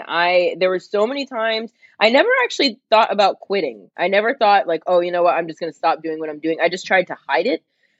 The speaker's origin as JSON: {"language": "English", "region": "New Jersey", "country": "United States", "tie": "born or raised there", "moved": "as an adult", "lives_now": "California, United States", "said": "I grew up in New Jersey where we actually have seasons, unlike California where I live now"}